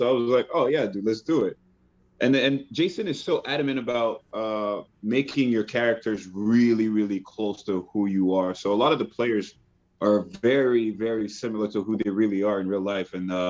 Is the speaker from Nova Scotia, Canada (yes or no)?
no; Quebec, Canada; accent: Quebecois; It's closer to that, but it's there was also with Haitian roots. So it's like my accent is like all over the place, but I can lean into the French or lean into the Quebecois or even lean into the Haitian.